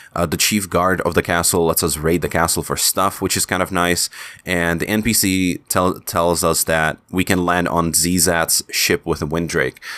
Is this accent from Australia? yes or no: no; Czechia; accent: Czech; first language Czech; English is a second language; in Czech in my, in my native language